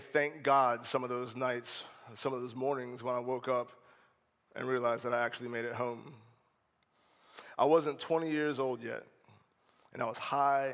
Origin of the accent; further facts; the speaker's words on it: North Charleston, South Carolina, United States; also born or lived in Maryland; When I was 12, we moved from Maryland to North Charleston